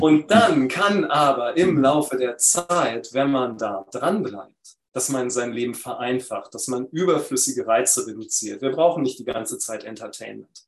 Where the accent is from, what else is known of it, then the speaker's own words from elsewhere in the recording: Berlin, Germany; in Berlin, wo ich aufgewachsen bin